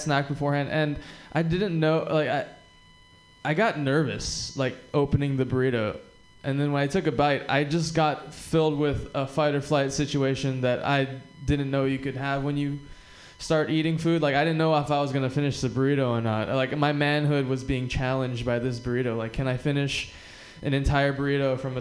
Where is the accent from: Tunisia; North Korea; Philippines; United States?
United States; Hawaii; I'm also from Hawaii and I'm Japanese